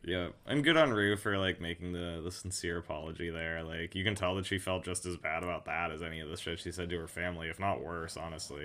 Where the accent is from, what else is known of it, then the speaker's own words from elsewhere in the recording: Oregon, United States; Filmed in my home state